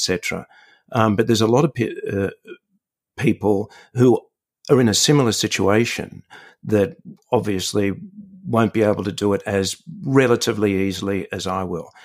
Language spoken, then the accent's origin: English; Sydney, New South Wales, Australia; it's my hometown